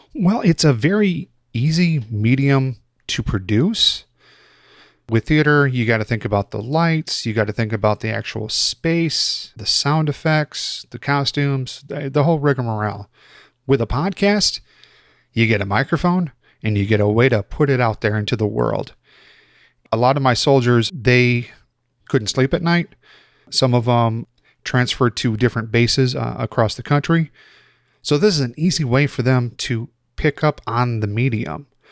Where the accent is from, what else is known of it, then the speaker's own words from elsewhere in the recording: Chicago, Illinois, United States; moved away; I'm originally from Chicago